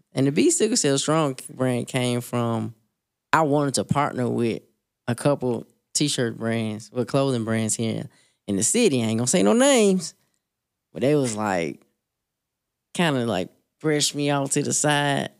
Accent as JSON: {"language": "English", "town": "Selma", "region": "Alabama", "country": "United States", "tie": "born or raised there", "said": "I was born in Selma, Alabama"}